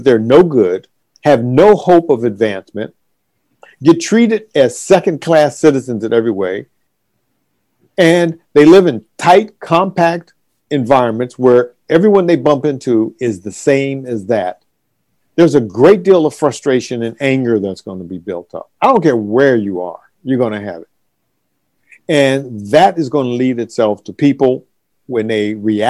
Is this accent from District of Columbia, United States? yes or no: yes; Washington, District of Columbia, United States; D.C., my hometown